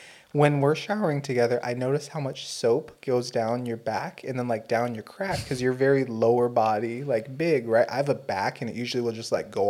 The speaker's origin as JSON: {"language": "English", "country": "United States", "said": "as an American"}